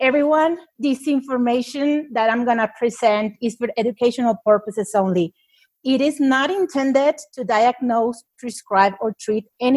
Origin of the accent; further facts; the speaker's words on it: Mexico; I'm from Mexico